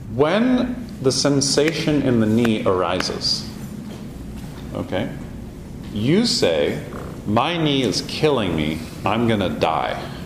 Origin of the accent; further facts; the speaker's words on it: Canada; we're Canadian